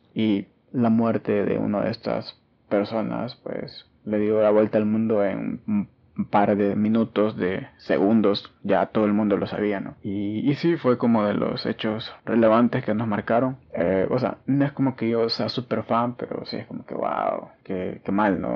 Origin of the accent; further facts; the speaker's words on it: El Salvador; en mi país, en El Salvador